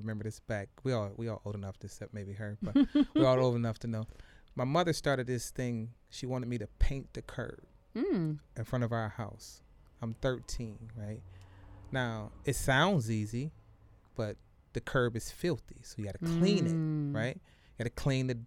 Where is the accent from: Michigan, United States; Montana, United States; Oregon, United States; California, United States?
Michigan, United States; Detroit; I'm from the East Side